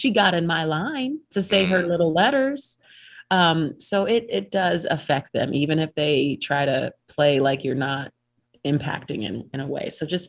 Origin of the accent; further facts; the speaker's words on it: Cleveland, Ohio, United States; now in Utah, United States; I came from Cleveland, so I was, you know, ignorance is definitely bliss, because I think no matter where you go in Utah, you're going to be like, oh, this is not.